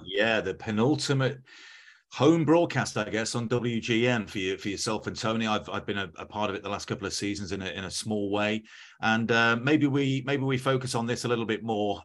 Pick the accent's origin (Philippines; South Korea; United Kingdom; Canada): United Kingdom; England; I'm English. I'm as English as they come.